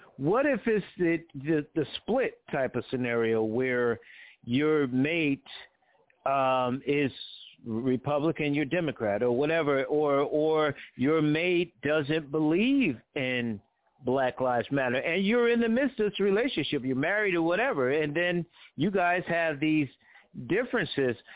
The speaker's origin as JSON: {"language": "English", "region": "Connecticut", "country": "United States", "said": "I'm from Connecticut."}